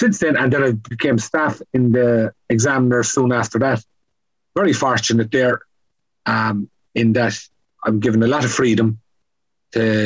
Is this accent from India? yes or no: no; County Kerry, Munster, Ireland; moved away; also born or lived in Donegal / Cork / England / Scotland; I grew up in Carsaigh in County Kerry. My family moved for a brief period to Donegal and ended up in Cork.